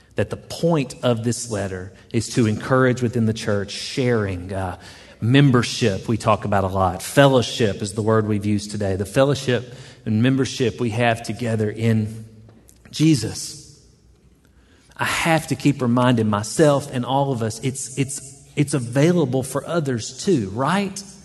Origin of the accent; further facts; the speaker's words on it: the South, United States; accent: southern; I was a bit southern and she chuckled at my accent.